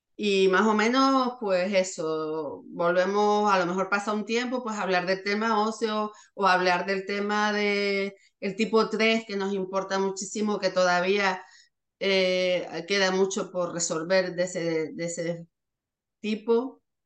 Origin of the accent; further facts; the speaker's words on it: Canary Islands, Spain; nosotros primero somos de, de Canarias, estábamos muy lejos